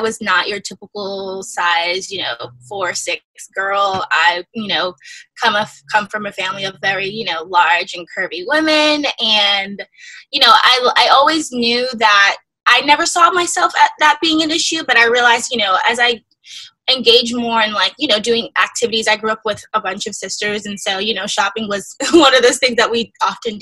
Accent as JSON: {"language": "English", "region": "upstate New York suburbs", "country": "United States", "tie": "born or raised there", "said": "I'm originally from the suburbs upstate New York. That was where I was born and raised for a little while. And then we moved to New York City"}